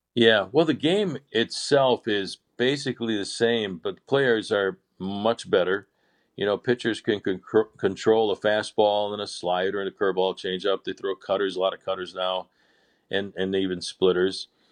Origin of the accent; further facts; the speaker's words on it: Chicago, Illinois, United States; moved away; growing up in Chicago